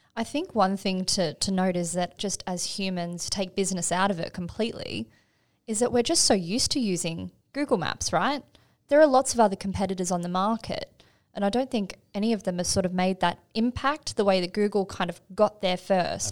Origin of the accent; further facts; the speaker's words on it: Australia; being an Aussie